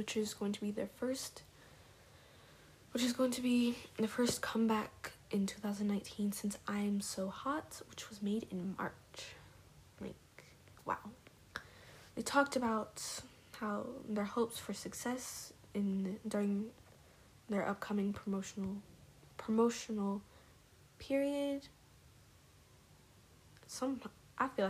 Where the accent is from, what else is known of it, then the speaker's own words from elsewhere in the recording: Dallas, Texas, United States; I grew up in Dallas a lot